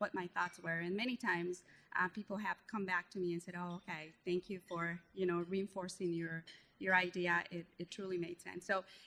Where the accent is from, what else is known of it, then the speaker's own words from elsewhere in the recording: Guatemala; English is a second language; moved away; I'm originally from Guatemala, so you could hear I have an accent